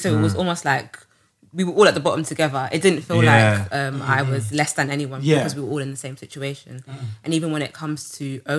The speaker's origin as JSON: {"language": "English", "region": "London", "country": "United Kingdom", "tie": "born or raised there", "said": "Born and raised in Brixton."}